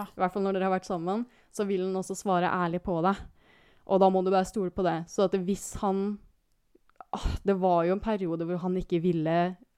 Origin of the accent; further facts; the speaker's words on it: Kristiansand, Agder, Norway; moved away; jeg har jo en sånn kjernegruppe hjemme i Kristiansand